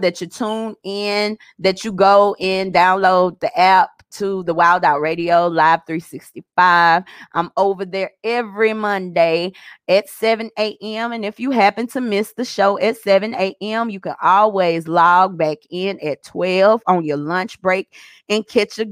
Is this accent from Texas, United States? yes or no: no; Arkansas, United States; I'm from Arkansas